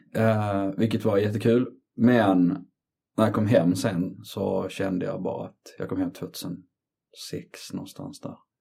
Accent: Trelleborg, Skåne, Sweden; moved away as an adult; also born or lived in Colombia / Gothenburg / London; jag är född i Colombia 1975. Eh, jag är uppväxt i Skåne, Trelleborg, Sveriges sydligaste stad

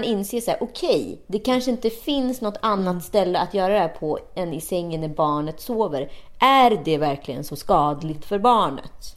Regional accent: Sweden; vi svenskar

